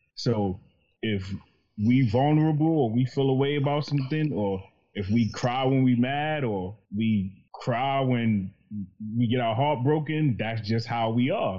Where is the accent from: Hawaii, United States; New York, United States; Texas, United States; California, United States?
New York, United States; I'm from New York. I grew up in the projects